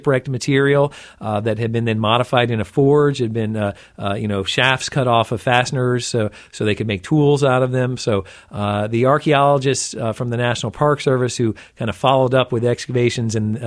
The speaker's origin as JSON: {"language": "English", "town": "Jacksonville", "region": "Florida", "country": "United States", "tie": "born or raised there", "said": "I'm a Jacksonville native. I grew up in Northeast Florida"}